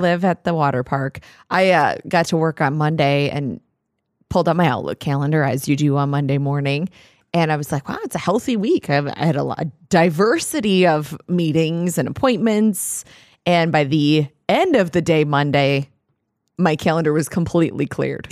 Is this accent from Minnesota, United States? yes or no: yes; Minnesota, United States; we're from Minnesota